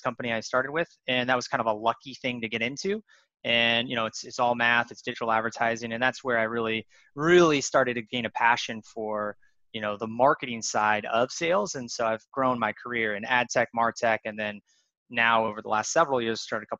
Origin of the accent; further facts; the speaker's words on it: Spokane, Washington, United States; I grew up in Spokane, Washington, pretty poor area of Spokane